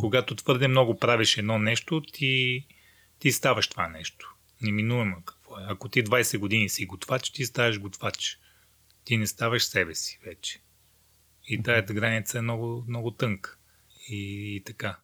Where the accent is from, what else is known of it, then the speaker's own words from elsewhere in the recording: Rhodope Mountains, Bulgaria; also born or lived in Mongolia; в детските години израснах в родопите в България